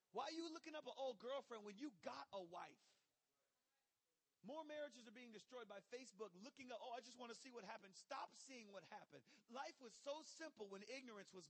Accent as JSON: {"language": "English", "region": "Michigan", "country": "United States", "tie": "born or raised there", "moved": "yes", "lives_now": "Jacksonville, United States", "said": "I grew up in Michigan"}